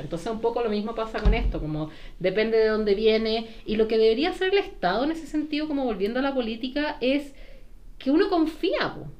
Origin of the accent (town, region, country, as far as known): Chile